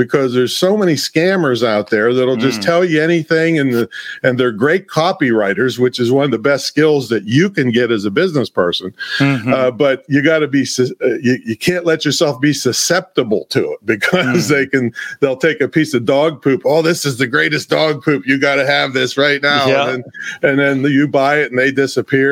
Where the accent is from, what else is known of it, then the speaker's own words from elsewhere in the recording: Claysville, Pennsylvania, United States; I came from a small town. 500 people is my hometown, and it's still, that's the population today